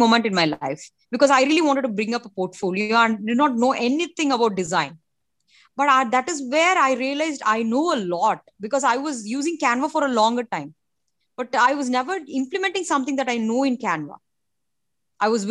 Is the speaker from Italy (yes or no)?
no; India; I'm from India